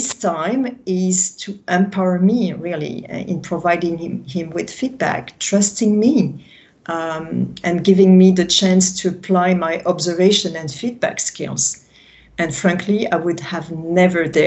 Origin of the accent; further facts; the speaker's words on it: France; accent: French; English is a second language; that's my French accent